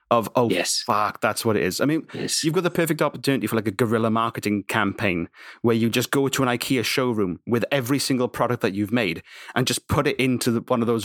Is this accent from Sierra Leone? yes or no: no; Wales, United Kingdom; Oh, I'm from the Welsh Valleys. It's probably what it is. Born, born and raised in a mine.